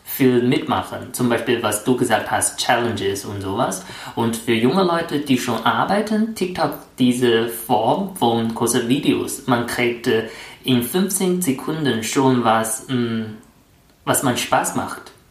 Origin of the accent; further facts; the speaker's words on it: China; German is a second language; moved away as an adult; now in Germany; ich bin seit vier Jahren in Deutschland und ich bin Chinesisch.